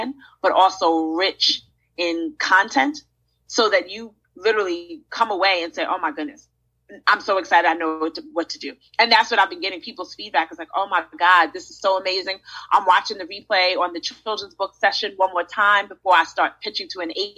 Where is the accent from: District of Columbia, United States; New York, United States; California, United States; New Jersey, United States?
New York, United States; New York City; now in Charlotte, United States; I'm from Brooklyn, so I always root for Brooklyn